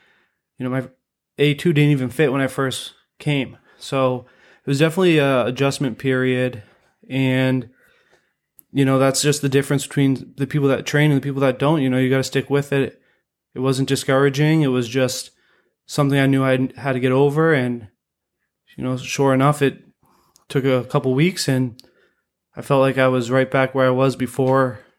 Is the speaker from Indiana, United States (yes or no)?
no; Portsmouth, New Hampshire, United States; now in Sanford, United States; Yeah, so I live down the street from Sanford Grappling Club, you know, and I'm originally from Portsmouth, New Hampshire.